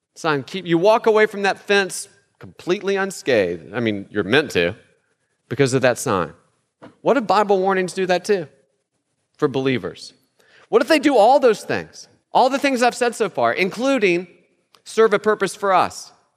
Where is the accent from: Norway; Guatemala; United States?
United States; West Virginia; where I'm from, I'm from West Virginia, that sign is everywhere